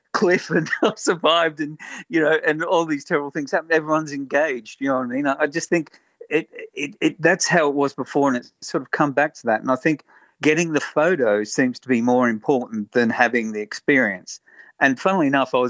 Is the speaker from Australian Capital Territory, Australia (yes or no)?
no; Sydney, New South Wales, Australia; moved away; I'm originally from Sydney.